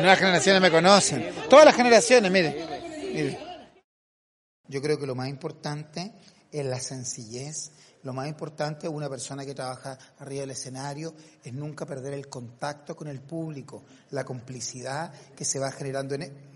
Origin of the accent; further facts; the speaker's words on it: Castro, Los Lagos, Chile; moved away; Castro, mi tierra natal